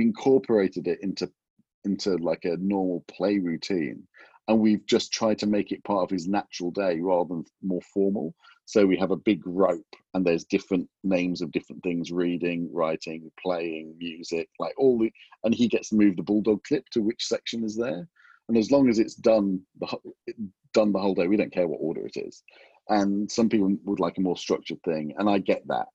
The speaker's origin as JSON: {"language": "English", "region": "England", "country": "United Kingdom", "tie": "born or raised there", "also_born_or_lived": "Los Angeles, United States", "moved": "as an adult", "said": "coming back, I was away from England for 25 years"}